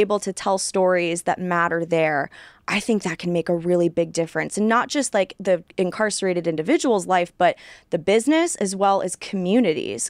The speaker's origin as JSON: {"language": "English", "town": "Sacramento", "region": "California", "country": "United States", "tie": "born or raised there", "also_born_or_lived": "San Francisco Bay Area, California / Los Angeles area, California", "moved": "as an adult", "lives_now": "Texas, United States", "said": "was born in the Bay Area and grew up really in the Sacramento suburbs, so the capital of California."}